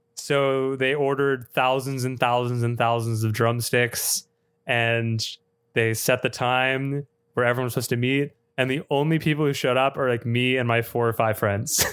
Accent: Austin, Texas, United States; my hometown of Austin

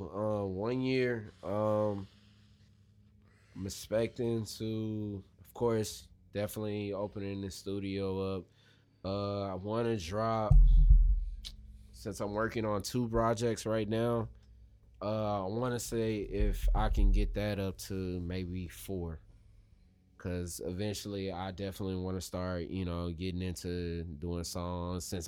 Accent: Missouri City, Texas, United States; when I was growing up in Missouri City

